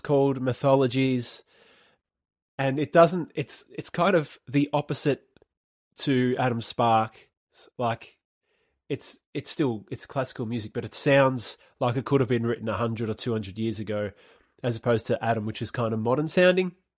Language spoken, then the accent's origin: English; Australia; accent: Australian; my Australian accent